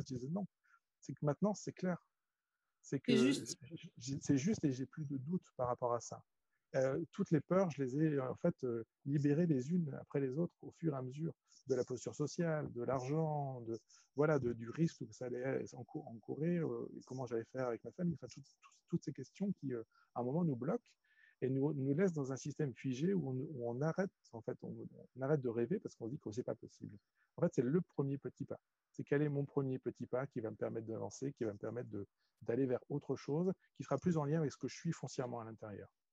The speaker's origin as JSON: {"language": "French", "country": "France", "also_born_or_lived": "China"}